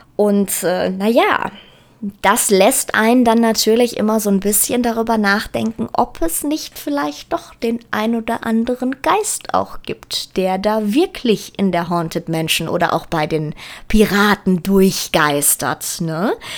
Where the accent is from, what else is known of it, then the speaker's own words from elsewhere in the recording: Germany; hier bei uns in Deutschland